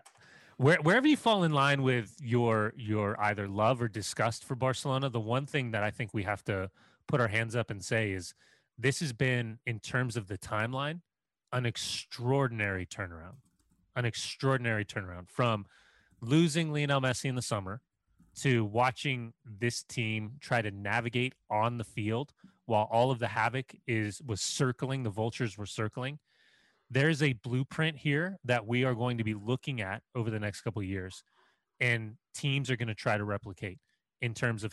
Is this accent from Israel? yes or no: no; Scotland, United Kingdom; I'm also Scottish, done, Seth.